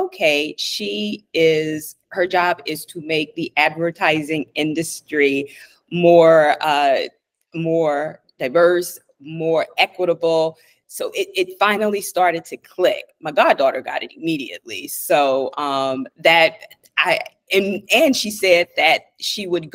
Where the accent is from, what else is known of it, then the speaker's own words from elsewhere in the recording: Louisiana, United States; moved away; also born or lived in Washington, D.C. / New York; I'm originally from Louisiana